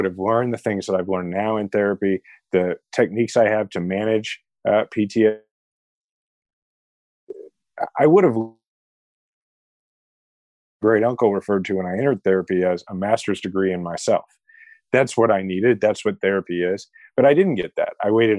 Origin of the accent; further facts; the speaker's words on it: Kansas City, Missouri, United States; had decided not to run for president and was running for mayor of my hometown, Kansas City.